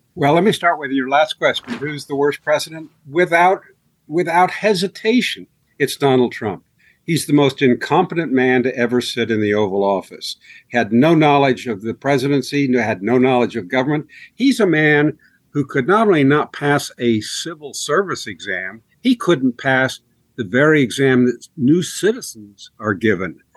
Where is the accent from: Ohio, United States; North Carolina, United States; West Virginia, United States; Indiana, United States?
Ohio, United States; Marion; I grew up in Harding's hometown